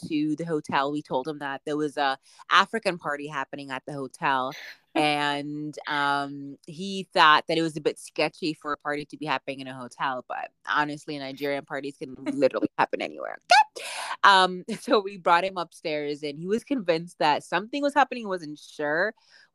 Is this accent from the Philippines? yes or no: no; Canada; also born or lived in Boston; I'm Canadian, so I'm still paying in Canadian